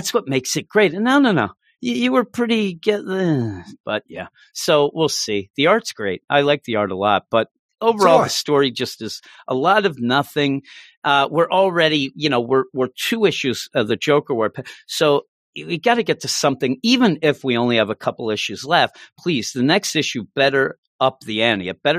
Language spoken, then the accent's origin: English; France; listen, I grew up in France and you know about